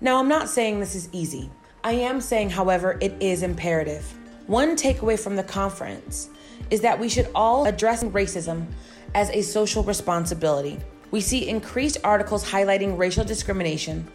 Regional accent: United States; now in Asia; in my home country of the United States

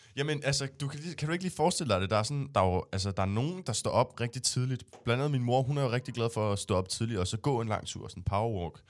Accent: Næstved, Zealand, Denmark; nu er jeg jo fra Næstved

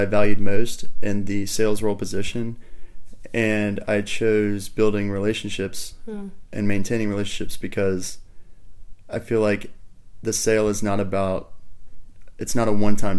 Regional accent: United States; I'm from the United States

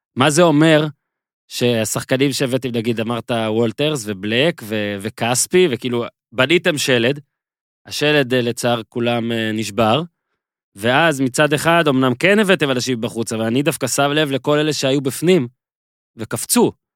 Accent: Nahariya, Northern District, Israel; moved away; אני זוכר את נהריה כילד כשגדלתי. בצפון

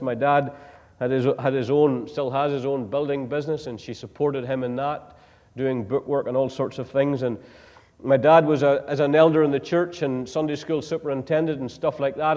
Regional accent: Northern Ireland, United Kingdom; moved away; I come from Northern Ireland

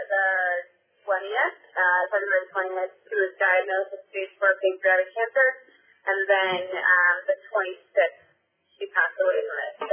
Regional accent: Westchester, New York, United States; I came from Westchester

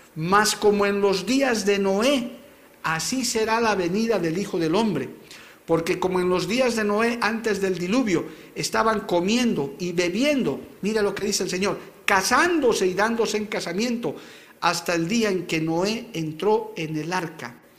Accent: Bolivia; como bolivianos

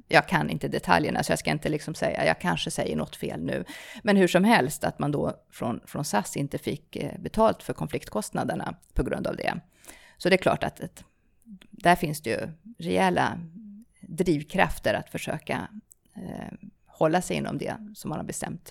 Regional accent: Stockholm, Stockholm County, Sweden; also born or lived in South America; jag flyttade till Sverige som ganska liten. Eh, har norska föräldrar, både utomlands i Sydamerika mina första år. Eh, och sen ja, växte jag upp utanför Stockholm i, i ja, Bromma och Vällingby

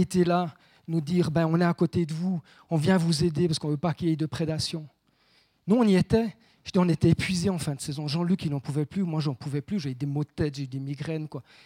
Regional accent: Saint-Imier valley, Bernese Jura, Switzerland; also born or lived in Bauges, France; je suis jurassien, hein, je, suis né à, La Haute. ma mère à Courgémont

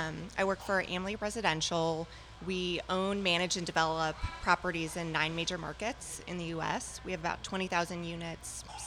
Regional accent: Chicago, Illinois, United States; moved away as an adult; now in Dallas, United States; I'm originally from Chicago, and my husband was transferred down here about 15 years ago for work.

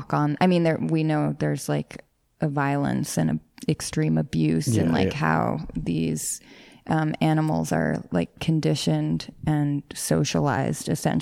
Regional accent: New York City, New York, United States; I grew up in the Bronx.

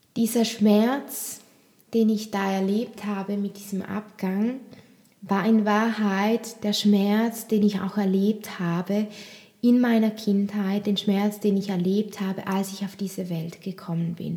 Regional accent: Switzerland; bei uns, bei uns in der Schweiz

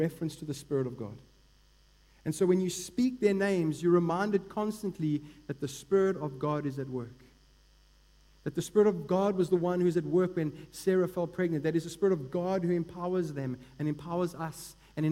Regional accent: Eastern Cape, South Africa; I grew up in the Eastern Cape and was pretty much immersed in the Xhosa culture

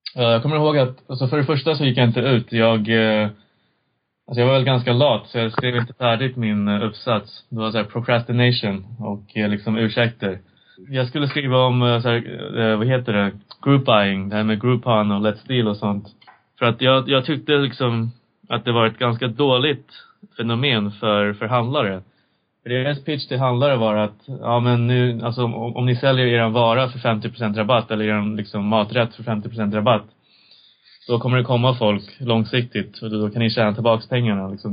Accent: Sweden; also born or lived in China / United States; jag växte upp i Sverige

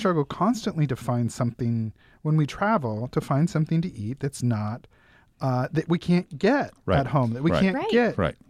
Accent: Northwest, United States; Which it sounds great to me. I'm from the Northwest.

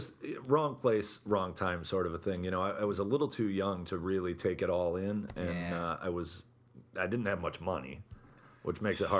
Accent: Holland Patent, New York, United States; also born or lived in Lake Placid, New York; I'm a local guy born and raised in Holland Patton.

